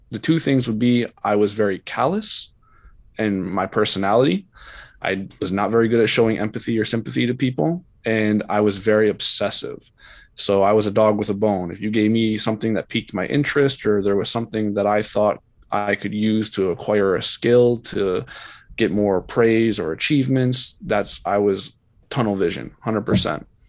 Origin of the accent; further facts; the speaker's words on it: Bradenton, Florida, United States; I grew up in Bradenton, Florida.